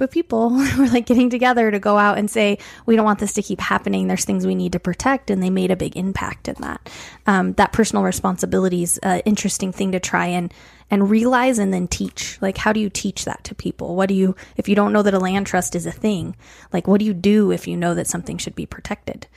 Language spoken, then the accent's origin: English; Colorado Springs, Colorado, United States; growing up in Colorado Springs